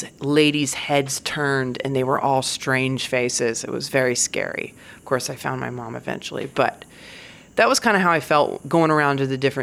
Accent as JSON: {"language": "English", "region": "Virginia", "country": "United States", "tie": "born or raised there", "said": "I grew up in Virginia"}